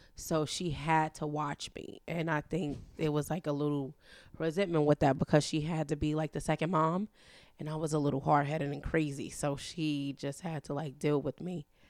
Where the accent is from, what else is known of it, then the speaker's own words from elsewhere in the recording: New York City, New York, United States; I was born and raised in Harlem, New York